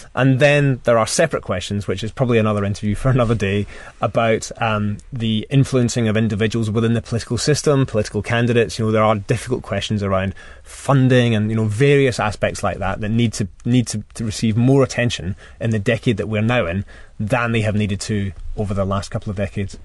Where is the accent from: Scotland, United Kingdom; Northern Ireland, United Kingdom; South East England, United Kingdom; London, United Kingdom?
Scotland, United Kingdom; I suppose being Scottish